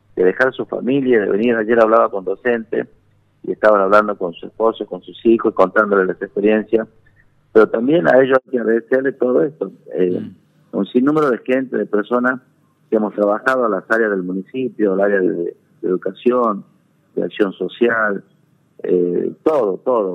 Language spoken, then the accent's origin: Spanish; Banda del Río Salí, Tucumán, Argentina; los que somos de Banda de el del Departamento Cruz Alta